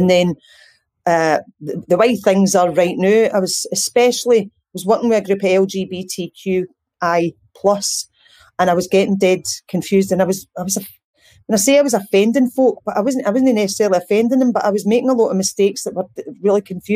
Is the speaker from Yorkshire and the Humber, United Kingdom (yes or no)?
no; Ayr, Scotland, United Kingdom; accent: Ayrshire speak; moved away as an adult; now in Glasgow, United Kingdom; I was brought up in Ayr.